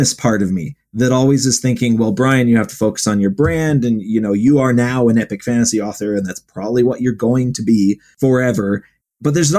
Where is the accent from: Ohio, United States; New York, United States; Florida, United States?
Ohio, United States; I grew up in Ohio, like right near Lake Erie